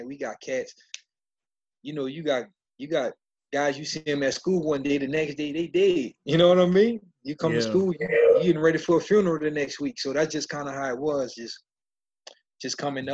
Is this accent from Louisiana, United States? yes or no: yes; New Orleans, Louisiana, United States; I grew up in the Ninth Ward.